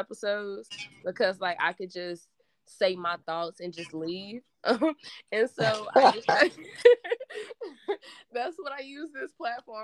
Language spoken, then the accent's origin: English; Danville, Virginia, United States; I'm from Danville, Virginia. Okay. And I'm still currently in the same place